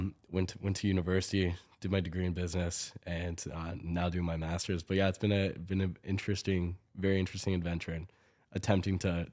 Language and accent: English; Toronto, Ontario, Canada; born there; now in Calgary, Canada; I was born in Toronto, moved to Calgary about 15 years ago